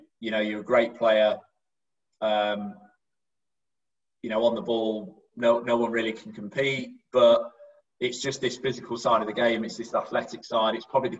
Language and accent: English; Derby, East Midlands, United Kingdom; I was very wedded to Derby. You know, I'm from Derby.